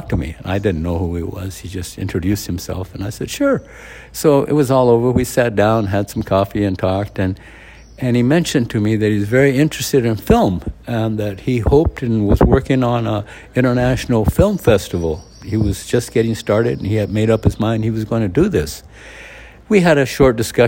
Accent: Socorro, New Mexico, United States; my hometown in Socorro, New Mexico

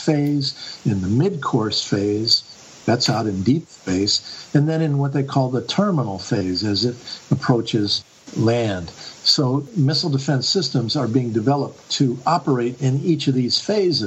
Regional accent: Bath, Maine, United States; my hometown here in Bath, Maine

